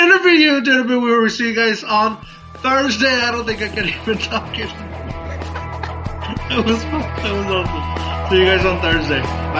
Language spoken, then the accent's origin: English; Mexico; accent: Mexican; I felt like I always try to get rid of my Mexican accent. And then it comes out more and more as that whiskey hits, the more of that accent comes out.